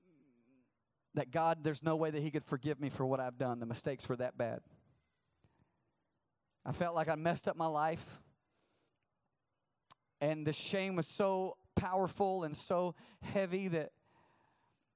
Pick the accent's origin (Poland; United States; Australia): United States; the South; I'm from the South and everybody's a Christian